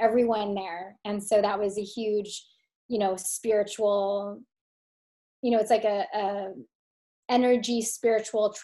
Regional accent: California, United States; moved away; also born or lived in Philadelphia, Pennsylvania / New York City; I was actually born in Philly, even though I was raised in California

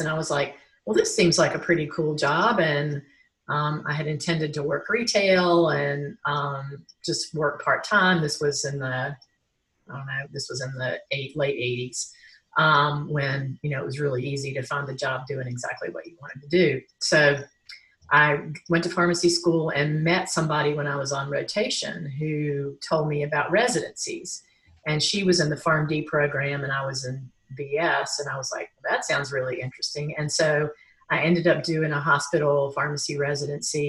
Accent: Greensboro, North Carolina, United States; now in Asheville, United States; I am a native North Carolinian. I live in Asheville right now, but I grew up in Greensboro

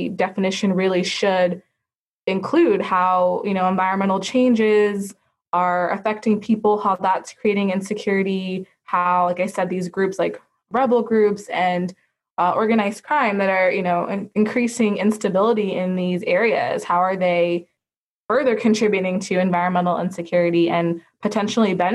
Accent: Sacramento, California, United States; I grew up in Sacramento, California, which is a very diverse community

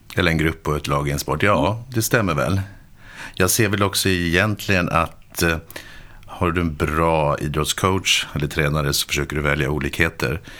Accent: Stockholm, Stockholm County, Sweden; Jag kommer från Stockholm.

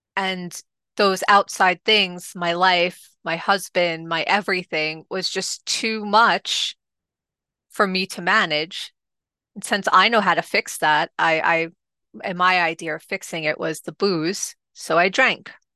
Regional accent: New York City, New York, United States; also born or lived in Staten Island; originally, I am from Rockaway, which is in Queens, New York.

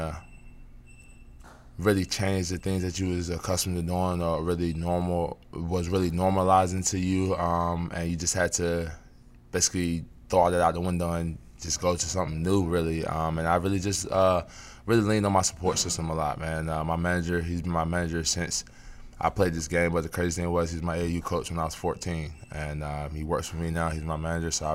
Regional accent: North Carolina, United States; moved away as an adult; now in Washington, D.C., United States; D.C. is definitely right up the road from my hometown, which is in North Carolina

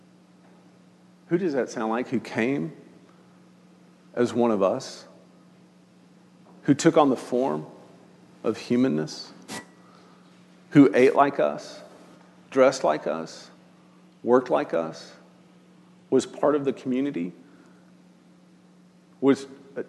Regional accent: Austin, Texas, United States; now in Northwest Arkansas, United States; I grew up in Austin during the boom years of Austin

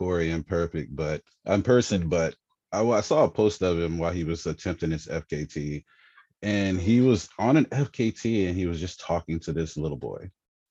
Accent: Germany; born there; You know, I was a I was an army brat. I was born in Germany, and on base where I went to school at, I was in first, maybe second grade.

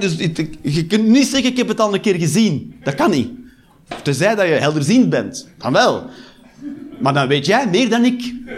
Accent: Westmalle, Flanders, Belgium; moved away as an adult; also born or lived in Antwerp; now in Eindhoven, Netherlands; ik ben opgegroeid in Westmalle.

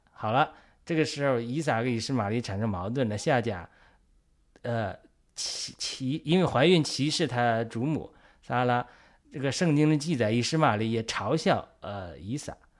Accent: China; 我们作为中国人讲，我们苦难还少吗？

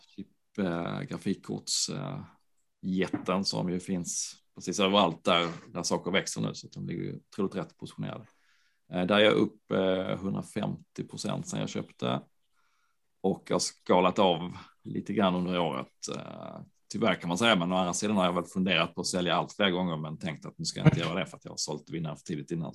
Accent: Landskrona, Skåne, Sweden; Landskrona, min hemstad

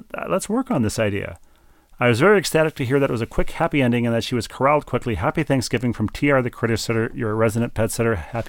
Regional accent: St. Louis, Missouri, United States; took the Rams out of my hometown of St. Louis.

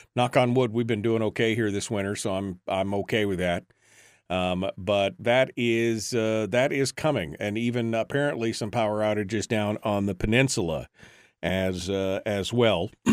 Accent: Fairbanks, Alaska, United States; now in Wasilla, United States; I'm originally from Fairbanks, which is up in the interior of the state

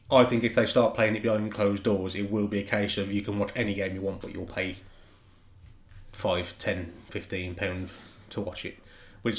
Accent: Dudley, West Midlands, United Kingdom; A boy from Dudley

